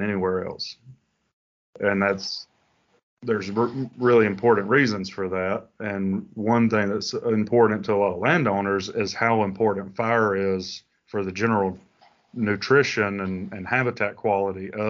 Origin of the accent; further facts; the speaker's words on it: Alabama, United States; moved away as an adult; now in Florida, United States; I grew up in Alabama, and I was a big time Auburn fan